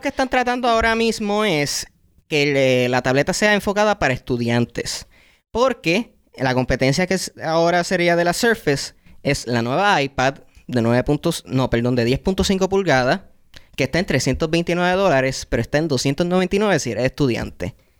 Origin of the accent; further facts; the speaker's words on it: Puerto Rico; en mi familia, todas los que son cartoons, series graciosas y todo eso, eran en inglés, porque ya habíamos llegado al punto de cable TV, donde todos los canales, pues los, canales que te ofrecían en Puerto Rico eran de los Estados Unidos